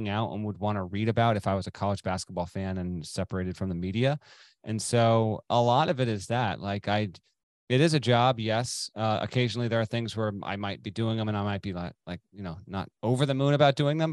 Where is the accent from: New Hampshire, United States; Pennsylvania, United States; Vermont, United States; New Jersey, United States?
Vermont, United States; now in Connecticut, United States; I grew up in Vermont.